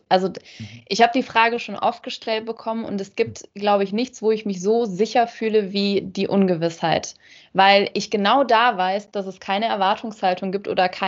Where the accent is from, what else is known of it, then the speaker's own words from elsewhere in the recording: Rhineland, Germany; born there; moved away as an adult; Ich bin geboren im Rheinland äh, in Deutschland und werde im Winter 32 Jahre alt, lebe aber schon seit über anderthalb Jahren nicht mehr fest in Deutschland.